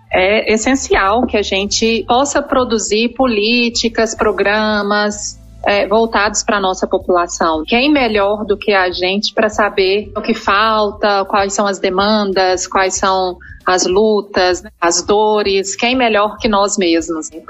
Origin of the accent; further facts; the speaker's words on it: Belo Horizonte, Minas Gerais, Brazil; moved away as an adult; also born or lived in Salvador; now in São Paulo, Brazil; Eu sou mineira, nasci em Belo Horizonte, fiz faculdade lá na UFMG.